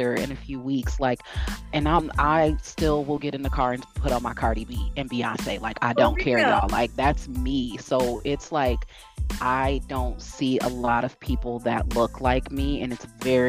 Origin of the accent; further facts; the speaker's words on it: Midwest, United States; also born or lived in East Coast, United States; now in West Coast, United States; I grew up in the Midwest. I have been on the East Coast for 20 years. Now I live on the West Coast